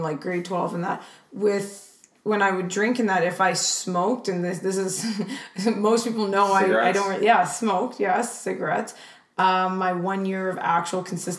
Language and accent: English; Vancouver, British Columbia, Canada; now in Calgary, Canada; I'm from Vancouver